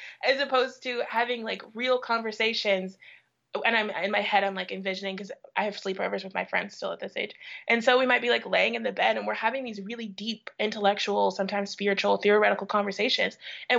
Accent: Midwest, United States; How has it been having friends who grew up in the American South when I grew up in the Midwest?

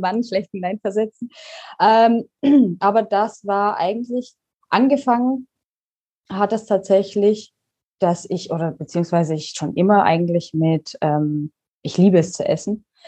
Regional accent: Pforzheim, Baden-Württemberg, Germany; moved away as an adult; also born or lived in Karlsruhe; now in Canary Islands, Spain; ich komme ursprünglich aus Pforzheim, bin nach Karlsruhe gezogen

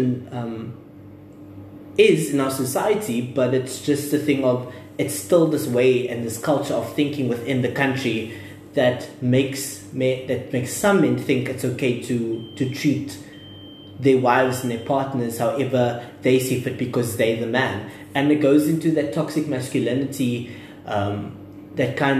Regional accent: South Africa; as South African men

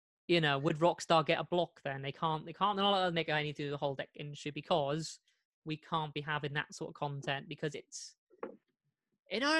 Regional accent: United Kingdom; being a Brit

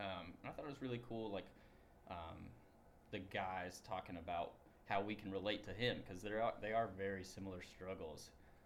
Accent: Tennessee, United States; moved away as an adult; now in Ohio, United States; I am the Associate Minister for Reach Out on Campus. I am from Tennessee.

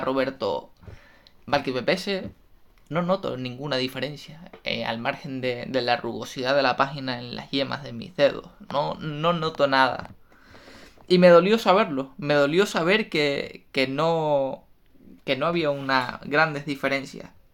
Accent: Spain; me fui a trabajar fuera de, mi tierra, de mi país

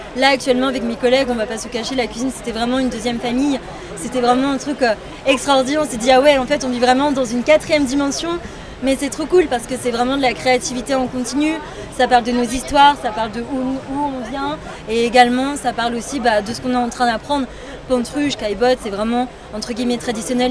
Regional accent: Paris, Île-de-France, France; je suis née à Paris comme ma deuxième sœur

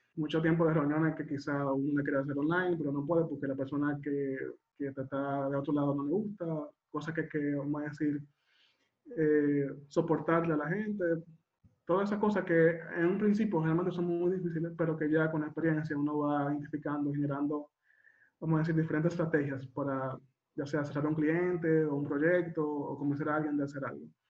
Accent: Dominican Republic; yo soy dominicano

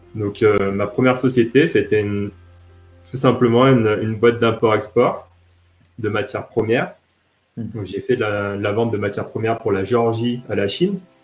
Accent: France; j'ai grandi essentiellement en France

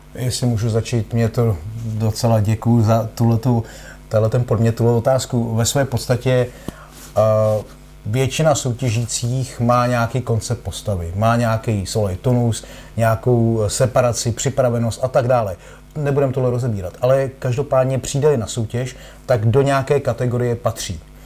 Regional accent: Czechia; byl jsem tuctový závodník z České republiky

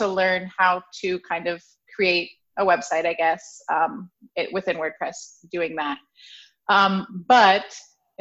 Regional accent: Ohio, United States; also born or lived in Barcelona, Spain / Lake Placid, New York; now in Woodstock, United States; I'm originally from Ohio

